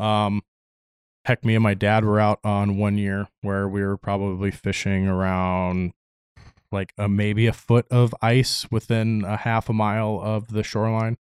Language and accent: English; Palatine, Illinois, United States; now in Fairbanks, United States; a little suburb called Palatine